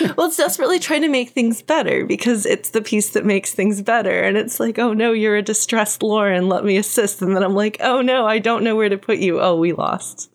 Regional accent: Texas, United States; I'm from Texas where there's a lot of swimming and swimming pools.

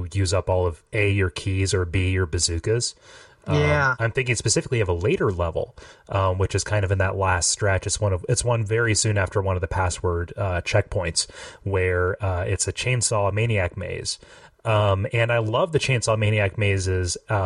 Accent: Ohio, United States; I'm from Ohio

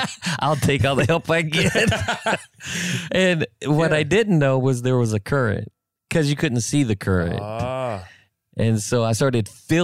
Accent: Alaska, United States; I'm from Alaska, dude, one of the most coldest places on the face of the earth.

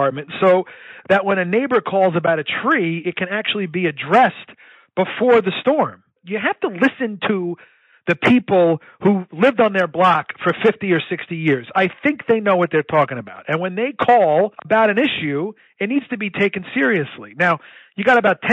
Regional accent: New York City, New York, United States; I'm a New Yorker, born and raised here.

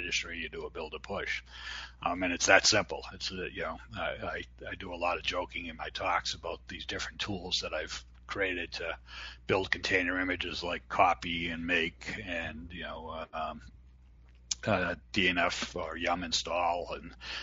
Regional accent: Boston, Massachusetts, United States; accent: Boston; my Boston accent

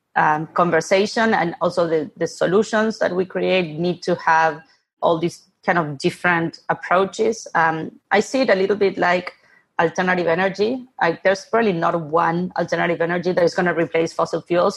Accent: Buenos Aires, Argentina; moved away; I'm originally from Argentina, born and raised in Buenos Aires

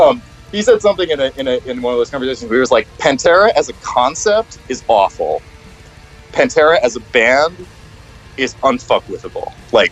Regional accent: New York City, New York, United States; obviously like I was like from New York City, you know, like you feel very like oppositional maybe to like that sort of thing

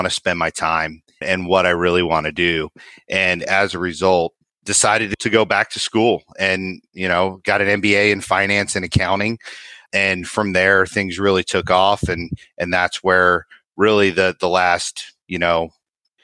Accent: Northeast, United States; now in North Texas, United States; I actually grew up in the Northeast

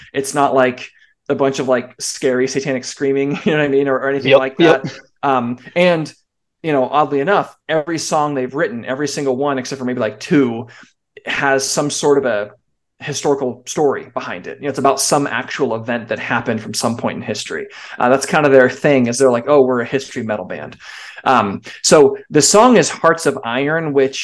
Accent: California, United States; I grew up in California

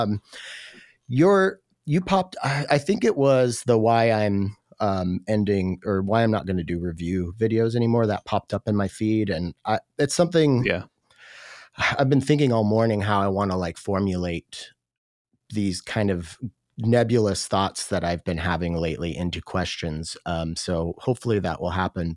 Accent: Washington, United States; I grew up in a really small town here in Washington State

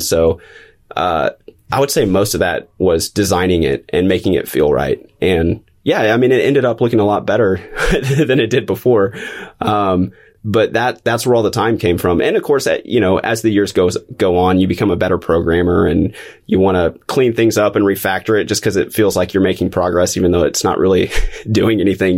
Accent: Springfield, Missouri, United States; I've been in Missouri, Southwest Missouri, since, since kindergarten

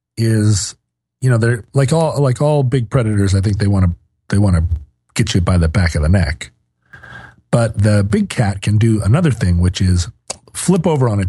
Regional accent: South Africa; I'm from South Africa.

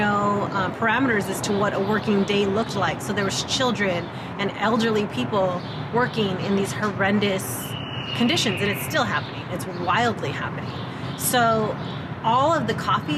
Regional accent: West Valley, Arizona, United States; I'm from the West Valley

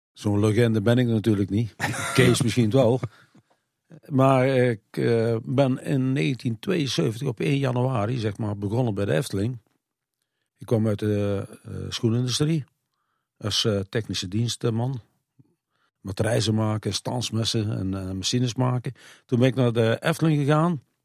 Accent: Kaatsheuvel, North Brabant, Netherlands; ben een, een echte ketsel. Ik kom uit het rode dorp

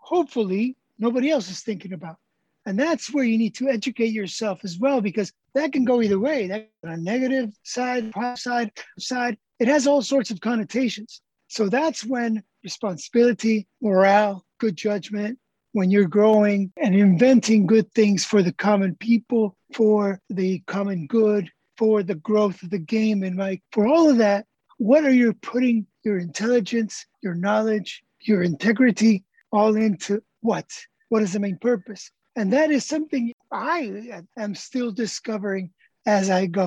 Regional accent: Tijuana, Baja California, Mexico; I grew up in Tijuana Country Club

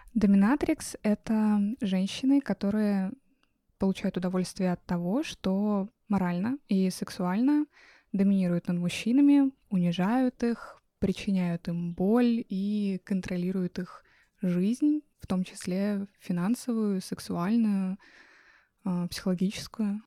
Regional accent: Russia; now in New York, United States; я родилась в горах. Выросла в России.

